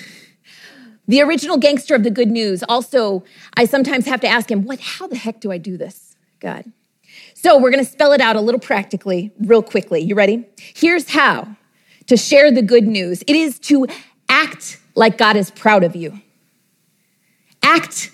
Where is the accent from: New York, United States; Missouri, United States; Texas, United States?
Texas, United States; my home state of Texas